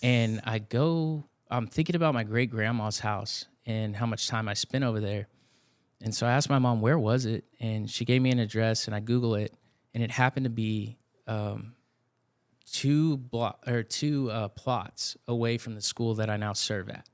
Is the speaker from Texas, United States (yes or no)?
yes; Blanco, Texas, United States; now in San Antonio, United States; I grew up in Blanco, Texas, north